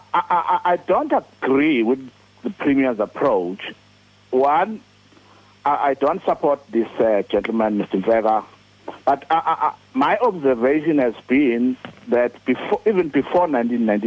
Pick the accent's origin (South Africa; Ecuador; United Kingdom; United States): South Africa; Durban, KwaZulu-Natal; I grew up in Durban